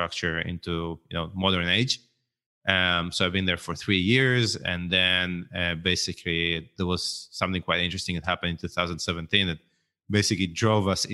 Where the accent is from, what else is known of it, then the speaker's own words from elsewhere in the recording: Israel; grew up in Israel